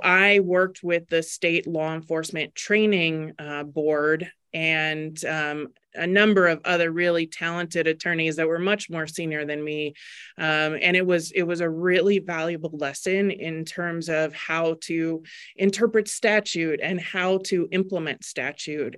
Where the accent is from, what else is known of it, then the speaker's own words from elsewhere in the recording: Maryland, United States; moved away as an adult; also born or lived in Virginia / Baltimore; now in Arizona, United States; born and raised in Maryland, I, um, lived there until I was in my twenties